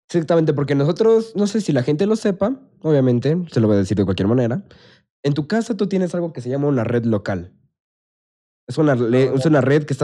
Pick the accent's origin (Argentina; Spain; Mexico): Mexico; venimos de México